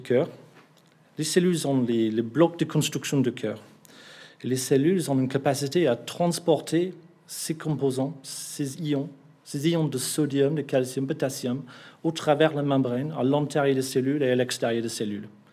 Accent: England, United Kingdom; French is a second language; now in Bordeaux, France; Je suis anglais

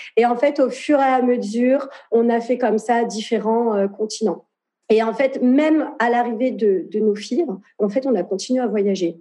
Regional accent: France; moved away as an adult; now in Lisbon, Portugal; je suis née en France, mais euh, mes parents sont nés au Portugal

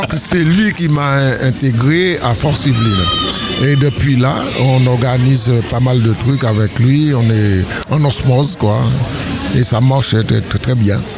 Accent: Le Lorrain, Martinique; also born or lived in Metropolitan France; now in France; je viens de la Martinique, du Lorrain. Mais ça fait plus de 50 ans que je suis en métropole

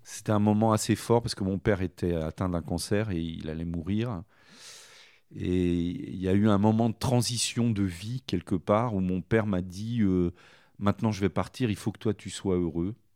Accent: Sancoins, Centre-Val de Loire, France; Je suis originaire de Sancoin, dans dans le Cher

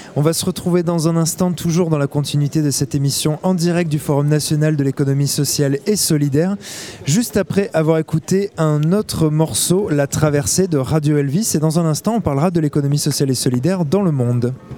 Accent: France; en tant que français

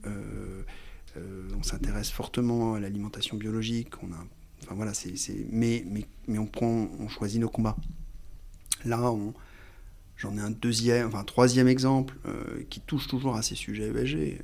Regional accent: France; j'ai un nom, une consonance, euh, d'origine italienne, mais je suis français

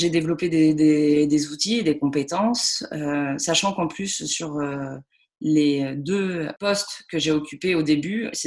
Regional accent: Lyon, Auvergne-Rhône-Alpes, France; now in Toulouse, France; Mais euh, j'ai grandi à Lyon et, ensuite j'ai fait mes études entre Avignon et l'Angleterre.

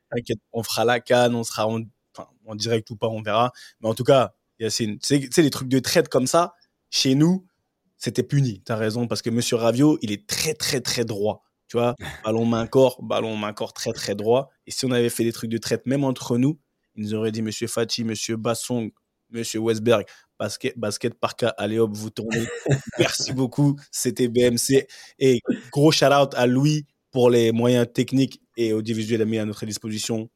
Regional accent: Cameroon; en tant que bon Camerounais

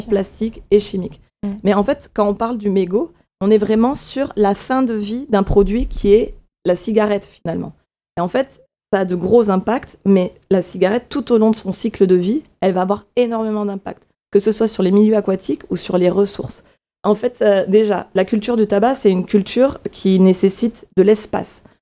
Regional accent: A Coruña, Galicia, Spain; now in France; je suis née en Galice, en Espagne

